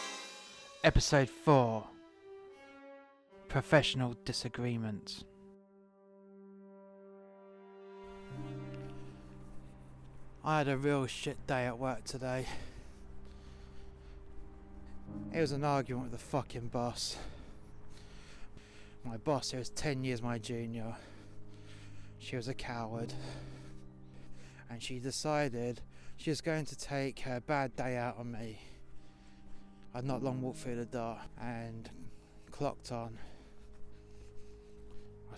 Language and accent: English; London, United Kingdom; accent: London; my proper London accent